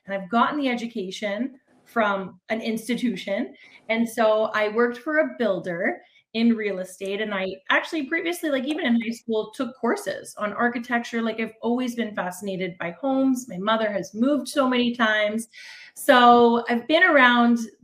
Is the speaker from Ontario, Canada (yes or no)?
yes; Toronto, Ontario, Canada; I'm from Toronto, Ontario, Canada